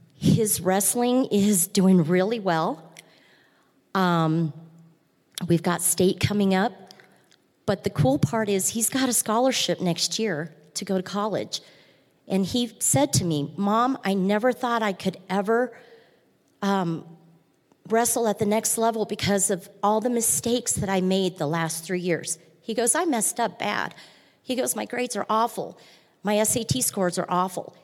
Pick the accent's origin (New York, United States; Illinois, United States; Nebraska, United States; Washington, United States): Nebraska, United States; I'm from Nebraska. I'm a big Husker fan. We grew up big Husker fans in my family